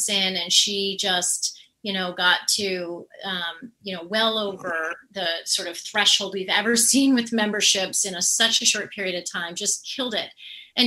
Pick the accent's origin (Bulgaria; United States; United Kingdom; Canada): Canada; I'm Canadian